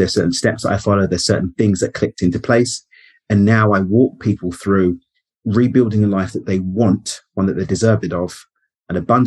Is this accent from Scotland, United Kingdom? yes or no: no; London, United Kingdom; moved away as an adult; now in Cabo San Lucas, Mexico; I'm born and raised in East London in the UK. I now live in Cabo in Mexico